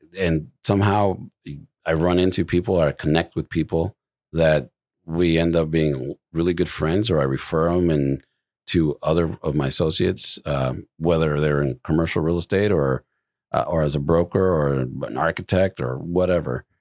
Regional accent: Midwest, United States; moved away; I come from the Midwest

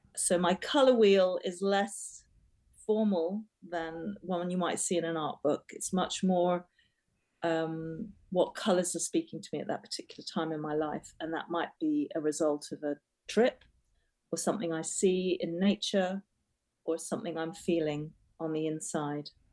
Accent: Trinidad & Tobago; also born or lived in England; now in United Kingdom; I was born in Trinidad and I spent my formative years in a very colourful, vibrant um, culture. And I then came back to England

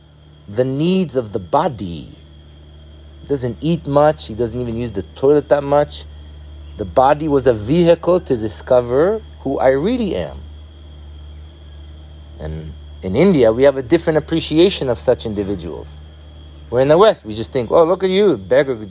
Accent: Israel; moved away; I was born in Israel

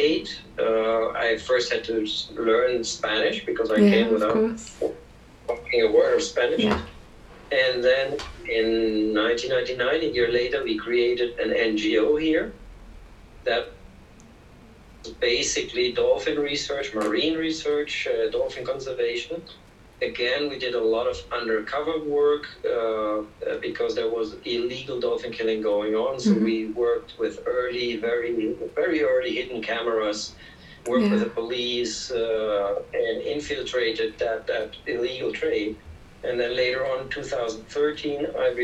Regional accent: Germany; moved away as an adult; now in Peru; I'm German, first of all, and mm-hmm. I was born in Germany, and I lived in Germany until I was 30 years.

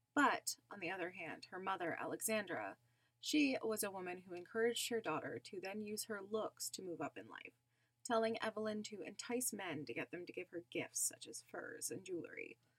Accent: Canada; I'm Canadian

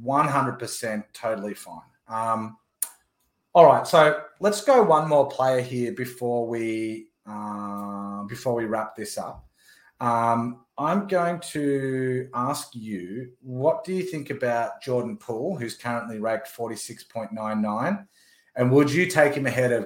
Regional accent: Melbourne, Victoria, Australia; my hometown, Melbourne, Australia

